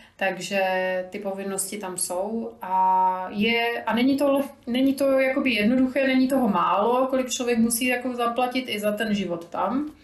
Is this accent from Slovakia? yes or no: yes; Slovakia; now in Czech Republic; tím, že jsem Slovenka, tak pořád všude jsem náplavka